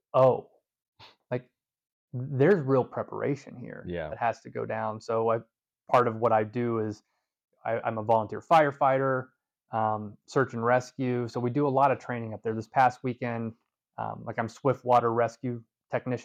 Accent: Southeast, United States; moved away; I come from the Southeast where it's pretty much warm year round.

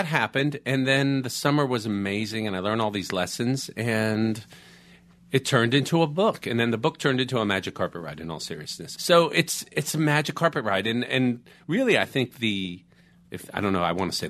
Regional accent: Florida, United States; now in Los Angeles, United States; I grew up in Florida.

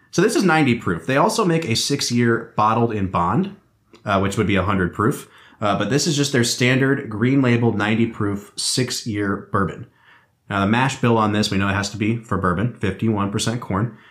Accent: Northeast Ohio, United States; we grew up in Northeast Ohio

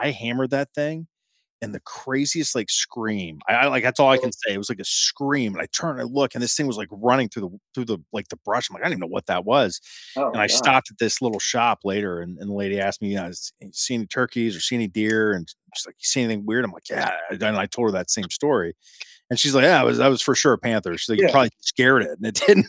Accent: Central Ohio, United States; I'm from Ohio. I'm from Central Ohio

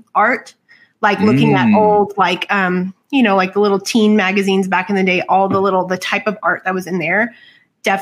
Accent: Southwest, United States; I'm from the Southwest.

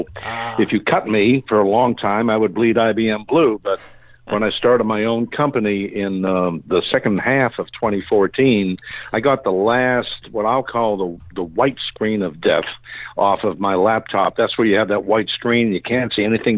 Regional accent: Boston, Massachusetts, United States; also born or lived in Santa Fe, New Mexico; I'm from the Boston area

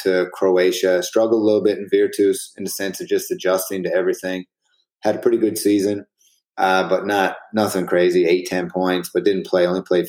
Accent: St. John's, Newfoundland and Labrador, Canada; moved away as an adult; Then I came back to St. John's, and I finished out my career in Canada

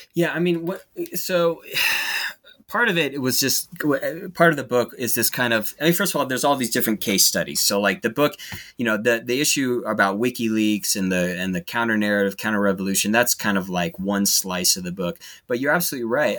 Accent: United States; as an American

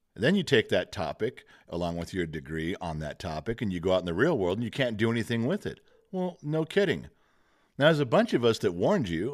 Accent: United States; as an American

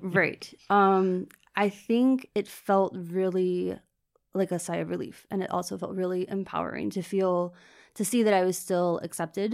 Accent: Richmond, Virginia, United States; moved away as an adult; also born or lived in Florida; now in Dublin, Ireland; I was from Richmond, Virginia, which is the kind of capital city, um, where I grew up in the suburbs

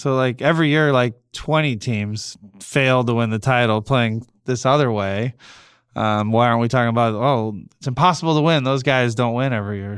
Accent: Cleveland, Ohio, United States; moved away; growing up in Cleveland

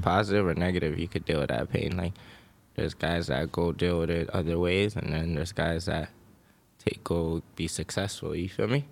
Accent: Toronto, Ontario, Canada; moved away as an adult; now in Los Angeles, United States; I come from Toronto, Canada

